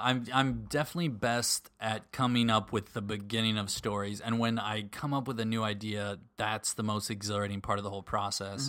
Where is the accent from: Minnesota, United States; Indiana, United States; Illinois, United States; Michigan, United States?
Minnesota, United States; suburbs of Minneapolis; moved away; we were in the suburbs of the Twin Cities, suburbs of Minneapolis